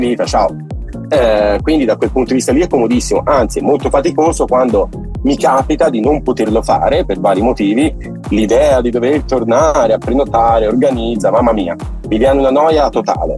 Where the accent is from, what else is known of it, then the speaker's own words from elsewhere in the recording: Santa Maria a Monte, Tuscany, Italy; Santa Maria Monte in provincia di Pisa, frazione ah, di Monte ah. Calvole, un paesino piccolino